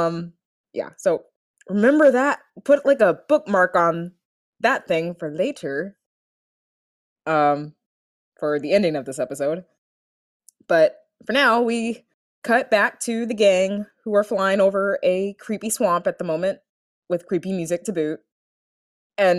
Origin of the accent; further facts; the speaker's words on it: Florida, United States; we're from Florida